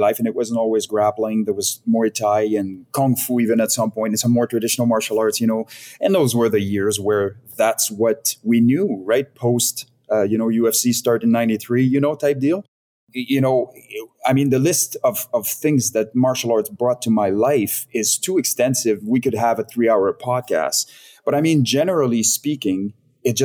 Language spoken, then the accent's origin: English; Montreal region, Quebec, Canada; moved away as an adult; now in Vancouver, Canada; I was born and raised in the Montreal region, which is essentially north of New York City